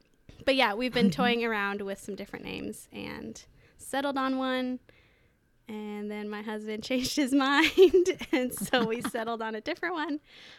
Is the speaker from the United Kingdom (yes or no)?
no; New York City, New York, United States; born there; also born or lived in Hong Kong / Washington, D.C. / China / El Salvador; now in Lewis County, United States; I was born in New York City. I've lived in New York, Hong Kong, Washington, D.C., China, El Salvador, Canada, Kansas City, and now Lewis County for officially a little bit over a year.